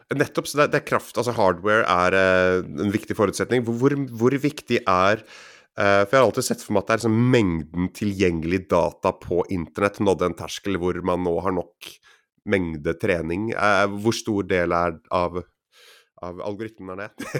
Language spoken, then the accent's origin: Norwegian; Grimstad, Agder, Norway; also born or lived in Oslo; jeg er født i Oslo, men oppvokst på Fevik utenfor Grimstad